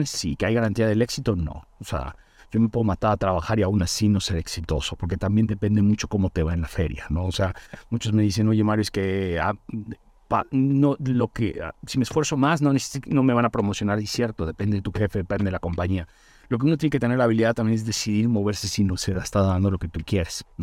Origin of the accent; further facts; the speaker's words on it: Mérida, Yucatán, Mexico; cuando yo me vine de Mérida a México